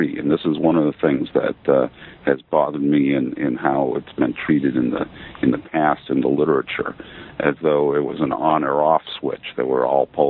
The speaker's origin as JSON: {"language": "English", "region": "Maine", "country": "United States", "also_born_or_lived": "Athens, Georgia / Baton Rouge, Louisiana / Buffalo, New York", "moved": "as an adult", "said": "I'm originally from Maine"}